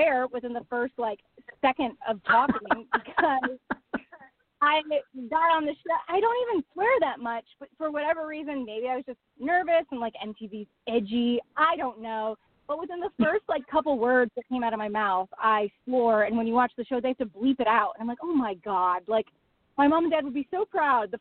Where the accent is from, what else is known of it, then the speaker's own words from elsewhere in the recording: Buffalo, New York, United States; moved away as an adult; also born or lived in Niagara Falls, New York; now in Los Angeles, United States; I grew up in New York